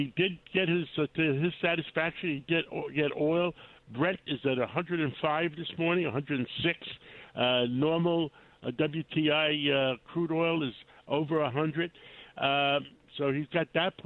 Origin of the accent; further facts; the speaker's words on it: New York City, New York, United States; I grew up in Harlem